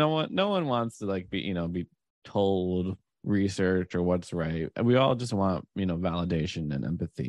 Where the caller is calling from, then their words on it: San Francisco, California, United States; I'm in San Francisco right now.